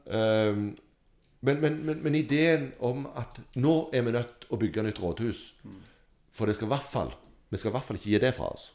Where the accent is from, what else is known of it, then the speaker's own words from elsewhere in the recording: Sandnes, Rogaland, Norway; jeg er fra Sandnes